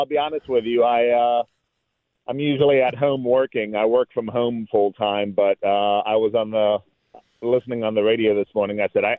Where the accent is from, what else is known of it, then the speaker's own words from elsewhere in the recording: Washington, District of Columbia, United States; moved away as an adult; now in Michigan, United States; I lived in Washington, D.C. for 40 years. I was born and raised in Washington, D.C., and my wife is from Michigan, so I moved here with the wife and kids.